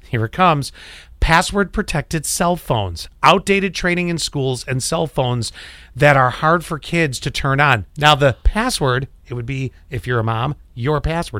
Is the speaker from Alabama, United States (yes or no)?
no; Kenmore, New York, United States; moved away; 75 Meadow Lane, Kenmore, New York, 14. I don't remember the zip. It's been a lot of years.